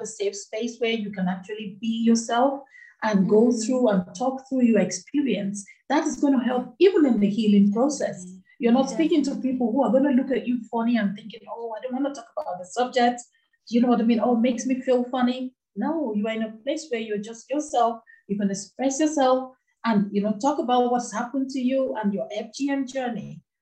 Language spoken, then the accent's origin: English; Nigeria; moved away as an adult; now in United Kingdom; I grew up in the western part of Africa. I come from Nigeria. That's where I grew up